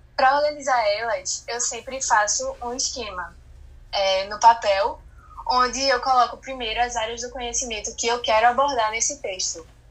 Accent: Recife, Pernambuco, Brazil; eu tenho 16 anos, é, sou de Recife e estudo no Marista São Luís.

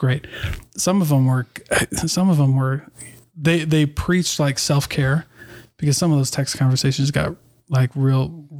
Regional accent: Iowa, United States; also born or lived in Oregon / New Mexico / Midwest; now in Utah, United States; I'm from Iowa.

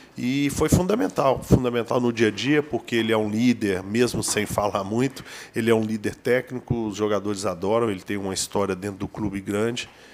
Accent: Minas Gerais, Brazil; eu sou mineiro

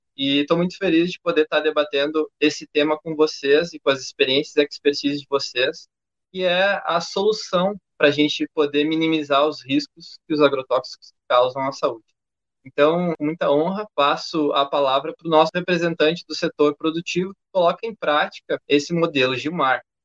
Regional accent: Canela, Rio Grande do Sul, Brazil; moved away as an adult; now in Porto Alegre, Brazil; eu sou natural de Canela. Aos 18 anos, eu me mudei para a capital, em Porto Alegre, para estudar engenharia química

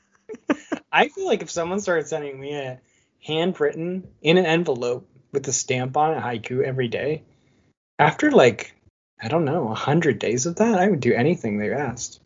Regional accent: Michigan, United States; now in California, United States; I grew up in Michigan

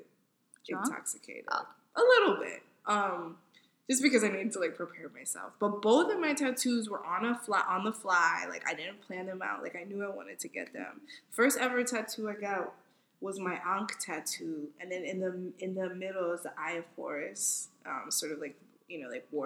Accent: United States; I'm African American

